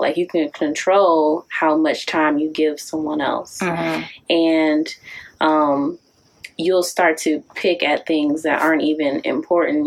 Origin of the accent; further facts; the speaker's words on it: Detroit, Michigan, United States; also born or lived in Kentucky; originally from Detroit, but I went away to school